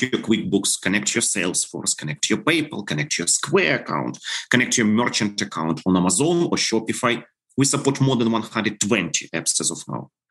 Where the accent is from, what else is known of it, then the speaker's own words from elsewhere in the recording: Ukraine; English is a second language; we are ukrainians